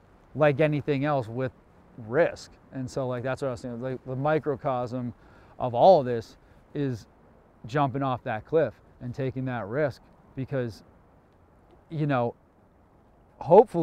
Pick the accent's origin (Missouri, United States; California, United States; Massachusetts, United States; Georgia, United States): Massachusetts, United States; Cape Cod; Being born here, growing up here